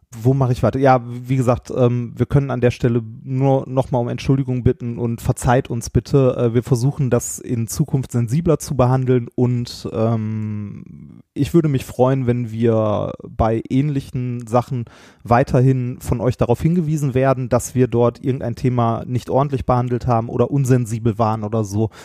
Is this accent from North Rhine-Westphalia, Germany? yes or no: yes; Ruhr area, North Rhine-Westphalia, Germany; wir kommen beide halt aus dem Pott mit einer sehr rauen Sprache und in unserer Jugend hat man behindert zum Beispiel als Schimpfwort benutzt